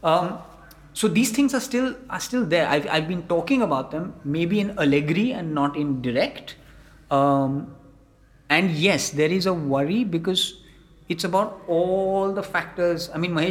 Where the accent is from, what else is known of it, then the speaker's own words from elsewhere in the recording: Mumbai, Maharashtra, India; I come from Bombay